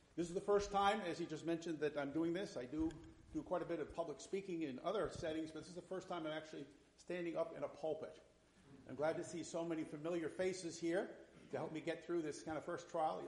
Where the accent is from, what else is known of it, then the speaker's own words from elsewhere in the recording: north central Massachusetts, United States; I grew up in the Methodist Church, small town in, in north central Massachusetts back in the 1960s